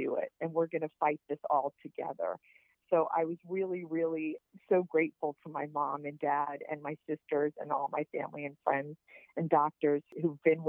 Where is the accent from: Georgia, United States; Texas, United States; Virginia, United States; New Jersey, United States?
Virginia, United States; Richmond; I grew up in Richmond